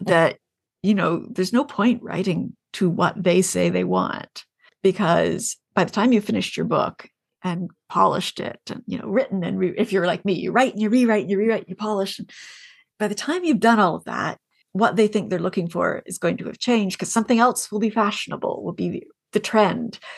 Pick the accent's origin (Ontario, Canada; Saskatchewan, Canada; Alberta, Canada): Ontario, Canada; I grew up in Ontario